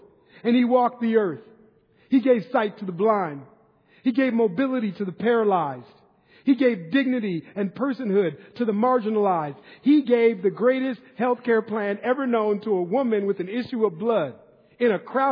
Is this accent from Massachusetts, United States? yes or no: no; Minneapolis, Minnesota, United States; moved away as an adult; now in Northern California, United States; Growing up in Minneapolis, Minnesota, when I was young